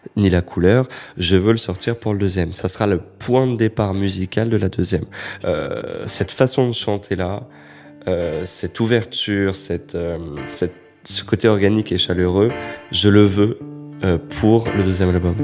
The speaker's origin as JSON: {"language": "French", "town": "Créteil", "region": "Île-de-France", "country": "France", "tie": "born or raised there", "moved": "yes", "said": "j'étais revenu à Créteil, là d'où je viens, euh, pour venir voir ma mère euh, qui habite toujours. Et j'habitais en face du centre commercial qui est Créteil-Soleil, qui était toute mon enfance"}